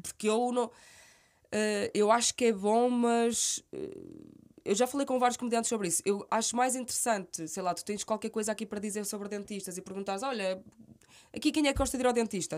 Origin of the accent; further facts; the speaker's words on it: Guimarães, Norte, Portugal; accent: minhoto; moved away as an adult; now in Lisbon, Portugal; um sotaque minhoto tão uhum. uh, vincado como o meu